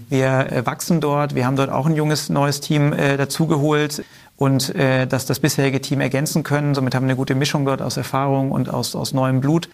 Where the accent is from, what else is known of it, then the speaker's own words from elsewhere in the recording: Swabia, Germany; im Schwaben, wo ich herkomme